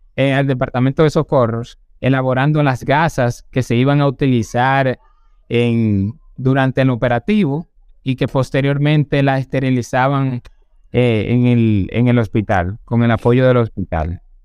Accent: San José de Ocoa, Dominican Republic; moved away as an adult; now in Santo Domingo, Dominican Republic; yo vengo de San José de Ocoa. Nací en el mes de octubre

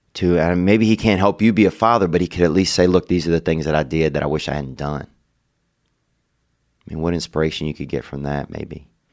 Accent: Louisiana, United States; we're both from Louisiana

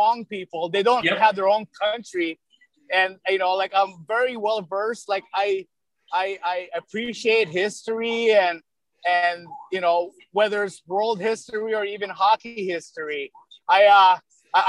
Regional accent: Philippines; now in United States; I was born in the Philippines

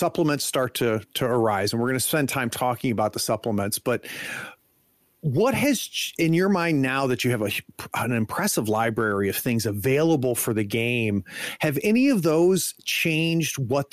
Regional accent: United States; As an American

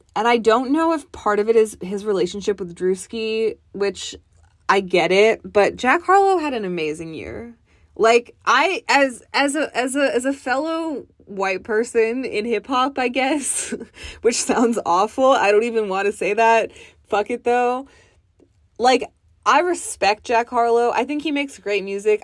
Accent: Toronto, Ontario, Canada; I'm from Toronto.

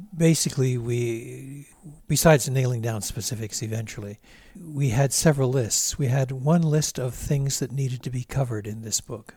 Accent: Drummondville, Quebec, Canada; also born or lived in Montreal; We moved from Montreal when I was at the ripe old age of eighteen months. We moved to a small city called, uh, Drummondville

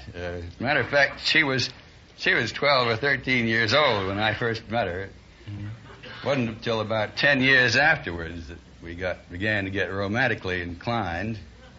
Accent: Portland, United States; I was born in Portland.

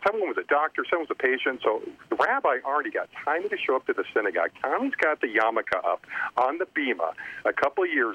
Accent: Southern California, United States; growing up in Southern California

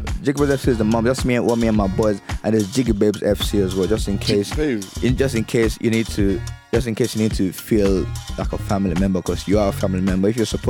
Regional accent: Ibadan, Oyo, Nigeria; moved away as an adult; also born or lived in Lagos / Sagamu, Ogun State; now in London, United Kingdom; I grew up in Ibadan, but I'm not from Ibadan.

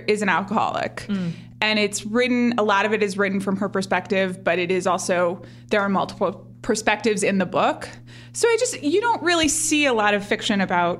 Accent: United States; I'm an American.

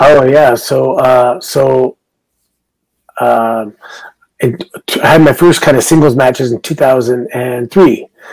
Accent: Canada; I'm Canadian

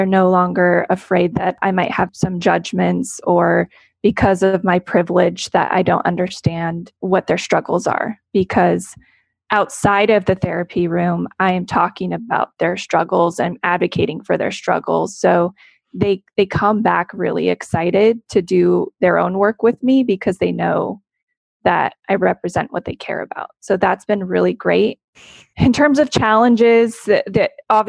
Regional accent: Central Valley, California, United States; also born or lived in Los Angeles; I'm from the Central Valley. I grew up here

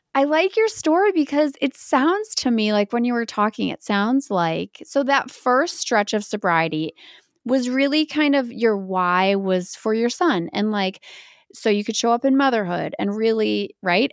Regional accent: Baraboo, Wisconsin, United States; I am from Bear Brook, Wisconsin

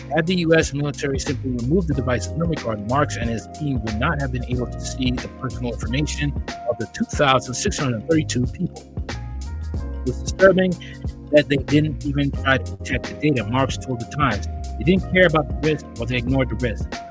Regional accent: United States; being an American

